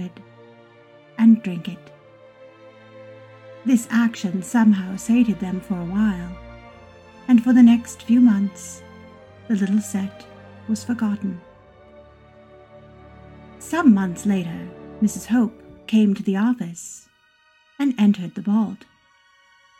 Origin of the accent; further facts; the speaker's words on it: Los Angeles, California, United States; As a child growing up in Los Angeles and raised by a family entrenched in the film industry